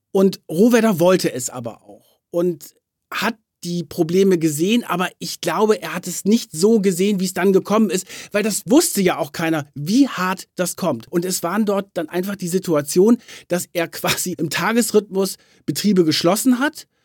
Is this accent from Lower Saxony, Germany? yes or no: yes; Lower Saxony, Germany; Ich bin in Niedersachsen aufgewachsen